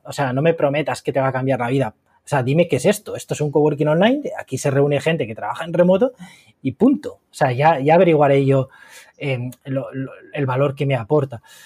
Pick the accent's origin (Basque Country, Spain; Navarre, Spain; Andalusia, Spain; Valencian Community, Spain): Valencian Community, Spain; Valencia; moved away as an adult; also born or lived in Madrid; now in Murcia, Spain; una ciudad que no es la mía, porque yo soy de Valencia